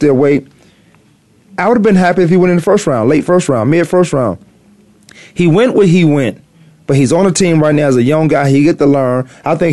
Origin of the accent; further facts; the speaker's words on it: Virginia, United States; I'm from Virginia